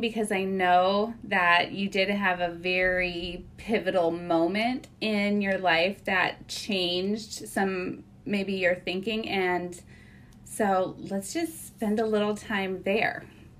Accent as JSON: {"language": "English", "region": "Midwest", "country": "United States", "said": "I am basically from the Midwest and have lived all over, but I probably drive through your town on my way from Ohio up to Minneapolis."}